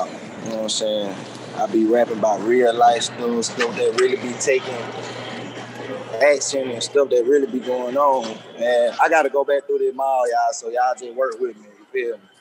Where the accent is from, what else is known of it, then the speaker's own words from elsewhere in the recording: Birmingham, Alabama, United States; uh, I'm from Birmingham. Uh, I'm 30 years old.